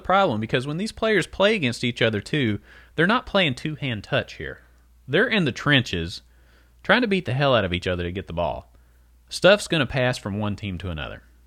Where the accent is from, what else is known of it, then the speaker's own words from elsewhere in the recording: Letcher County, Kentucky, United States; we're from Letcher County